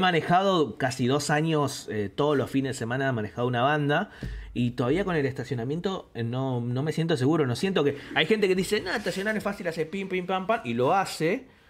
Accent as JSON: {"language": "Spanish", "region": "Greater Buenos Aires", "country": "Argentina", "said": "Me, me, adjudico porteño porque si bien soy, no soy de Capital Federal, porteño para mí es todo el que vive ahí y alrededores."}